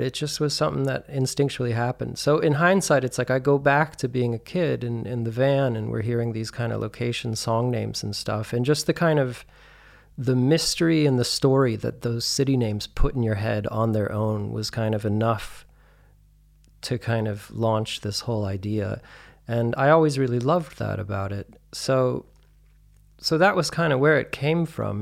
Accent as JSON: {"language": "English", "town": "Santa Fe", "region": "New Mexico", "country": "United States", "tie": "born or raised there", "also_born_or_lived": "Albuquerque, New Mexico / New York", "moved": "as an adult", "lives_now": "Berlin, Germany", "said": "I'm originally from New Mexico. Um, I was born in Albuquerque and raised in Santa Fe mostly."}